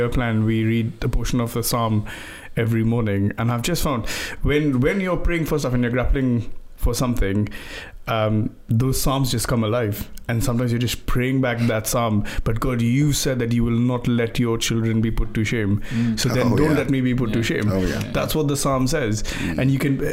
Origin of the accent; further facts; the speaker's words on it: India; now in England; I grew up in India, and every time I go to visit, and I've moved to England, when I go back home to visit India